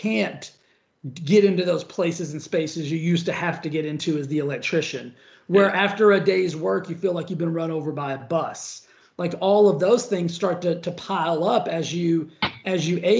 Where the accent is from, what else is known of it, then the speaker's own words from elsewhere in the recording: Cisco, Texas, United States; moved away as an adult; also born or lived in Stephenville, Texas / Dallas, Texas / Los Angeles, California; now in Palm Springs, United States; I came from a tiny little town called Cisco